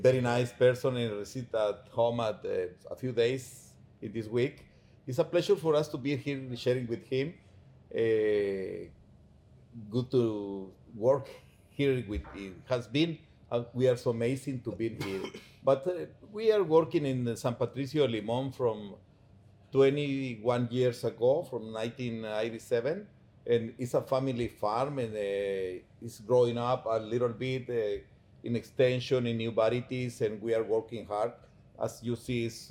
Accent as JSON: {"language": "English", "town": "Palencia", "region": "Guatemala Department", "country": "Guatemala", "said": "we are from Palencia, we are so proud to be in Palencia"}